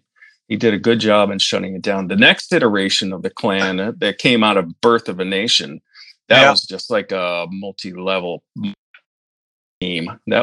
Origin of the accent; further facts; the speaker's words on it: Forestville, New York, United States; my hometown is very tiny